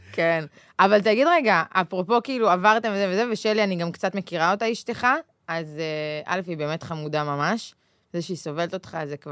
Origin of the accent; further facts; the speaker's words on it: Israel; now in Tel Aviv, Israel; מושבניקית לשעבר